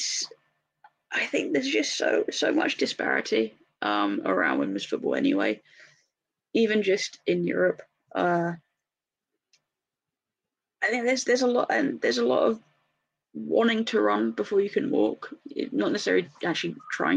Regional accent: England, United Kingdom; I'm English.

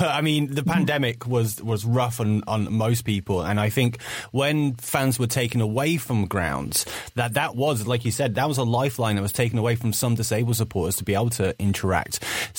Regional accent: Nottingham, East Midlands, United Kingdom; I'm from the Nottingham area

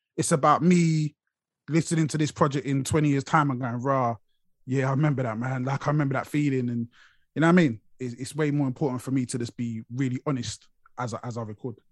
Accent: London, United Kingdom; now in Watford, United Kingdom; I'm from Brixton originally. That's where you see me most of the time. Brixton's where I rep.

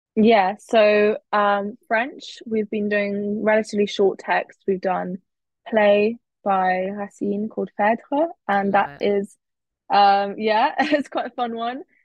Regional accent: Cambridge, East of England, United Kingdom; moved away as an adult; now in Oxford, United Kingdom; I grew up in Cambridge, so I knew that going to Cambridge was not going to be an option because I just wanted to go somewhere else that wasn't where I'd been born born and bred.

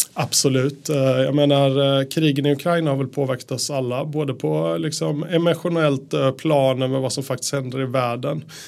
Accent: Sweden; moved away as an adult; also born or lived in Japan / Austria / Netherlands; now in Norway; jag är ju svensk

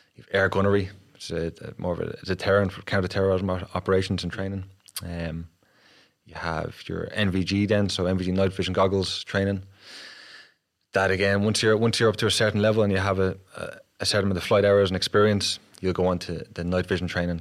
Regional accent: Dublin, Leinster, Ireland; I grew up in Kilmainham in Dublin eight

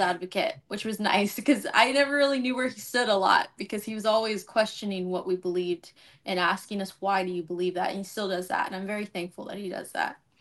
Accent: Los Angeles, California, United States; now in College Station, United States; originally from L

